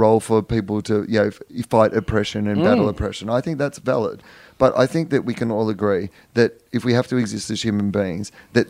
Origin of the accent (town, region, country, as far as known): Australia